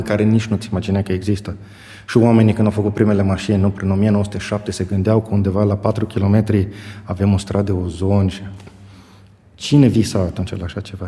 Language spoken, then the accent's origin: Romanian; Bocșa, Caraș-Severin County, Romania; moved away as an adult; also born or lived in Germany; revin la Bocșa, orașul meu natal, unde îmi știu toți oamenii